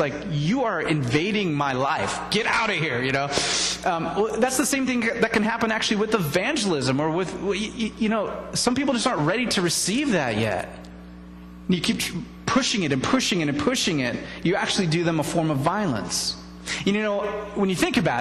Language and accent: English; United States; we're American